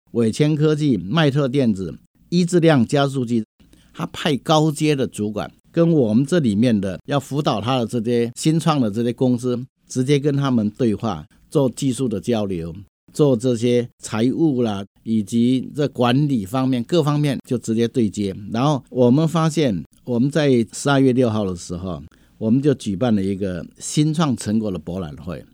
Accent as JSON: {"language": "Chinese", "region": "Hsinchu County", "country": "Taiwan", "tie": "born or raised there", "said": "我们是土生土长在新竹县这块土地"}